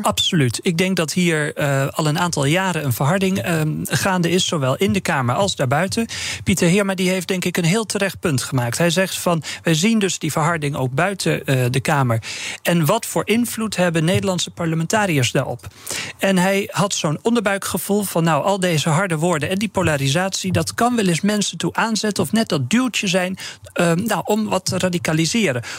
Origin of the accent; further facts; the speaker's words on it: northern Netherlands, Netherlands; ik ben een Noorderling